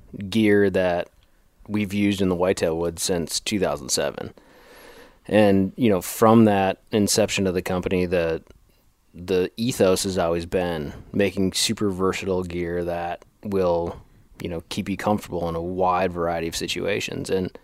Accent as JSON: {"language": "English", "region": "Wisconsin", "country": "United States", "tie": "born or raised there", "said": "you know, I'm a Wisconsin guy. I grew up in the Midwest and cut my teeth on whitetails."}